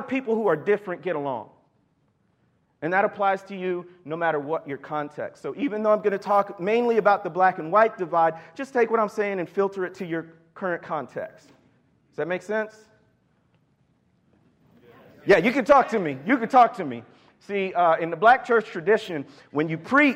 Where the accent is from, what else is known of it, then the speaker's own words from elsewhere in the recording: Chicago, Illinois, United States; moved away as an adult; also born or lived in Mississippi Delta, Arkansas; I was born and raised in the Chicago area